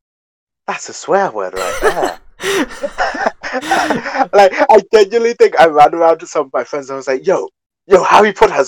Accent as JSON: {"language": "English", "country": "United Kingdom", "said": "maybe it's because I'm British"}